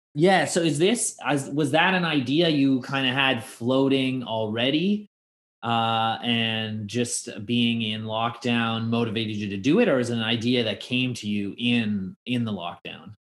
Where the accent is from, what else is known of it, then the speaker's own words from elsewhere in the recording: Toronto, Ontario, Canada; my hometown of Toronto